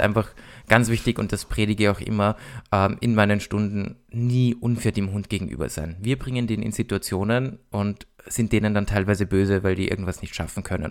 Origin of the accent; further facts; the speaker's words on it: Austria; bei uns in Österreich